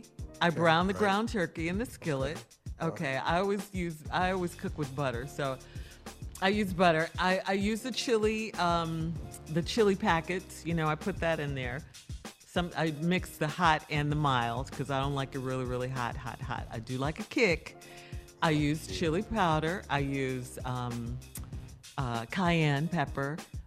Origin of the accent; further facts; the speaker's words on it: Chicago, Illinois, United States; I'm from Chicago.